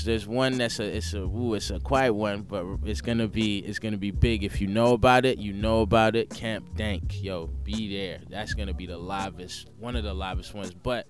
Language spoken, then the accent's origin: English; United States; also born or lived in London; I was actually born in London, okay? So I'm from London, but I grew up in America. I left when I was 6 months old and grew up over there, came back home